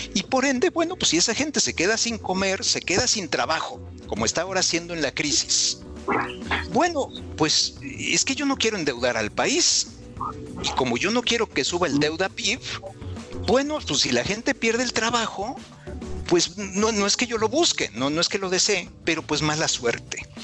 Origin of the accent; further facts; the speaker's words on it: Mexico City, Mexico; moved away as an adult; now in Guadalajara, Mexico; yo soy de Ciudad de México, ahí, ahí nací, ahí crecí, pero ahora vivo en Guadalajara.